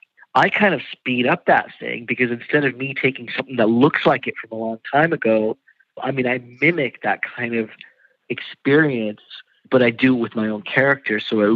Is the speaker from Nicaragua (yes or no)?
no; India; a lot of what I grew up looking at in India, and maybe just because it's just India in general, was just leftover colonialism.